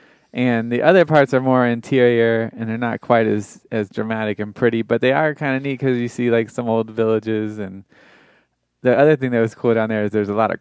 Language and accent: English; Florida, United States; I'm from Florida